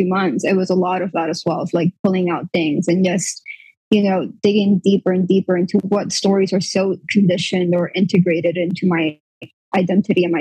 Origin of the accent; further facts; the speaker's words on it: Puerto Rico; I'm from Puerto Rico